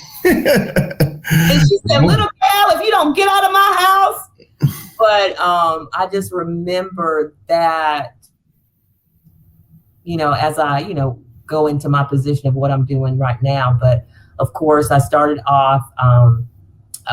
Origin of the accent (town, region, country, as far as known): Fayetteville, North Carolina, United States; born or raised there; moved away as an adult; now in Charlotte, United States